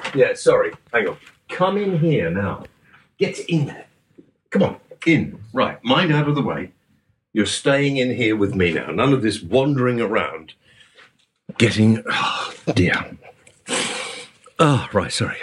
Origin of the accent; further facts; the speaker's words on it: United Kingdom; I'm British